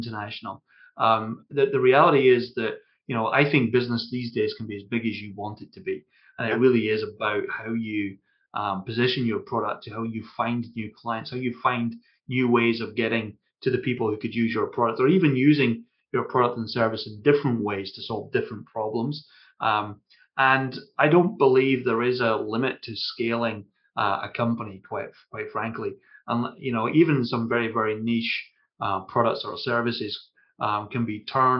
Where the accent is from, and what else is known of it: Scotland, United Kingdom; accent: Scottish